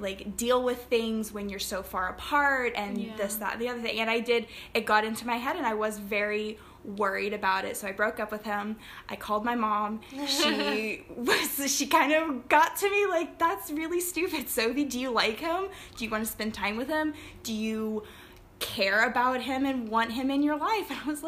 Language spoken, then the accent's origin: English; Flintstone, Georgia, United States; moved away as an adult; now in Barbados; I am originally from Flintstone, Georgia, close to Chattanooga, Tennessee. I'm in Barbados now. I've been here since October last year